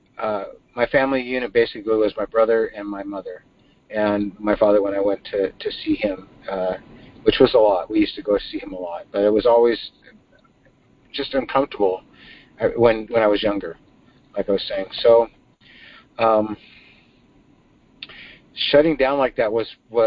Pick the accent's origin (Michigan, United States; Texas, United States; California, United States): California, United States; Inglewood; I was born in Inglewood, California, in 1959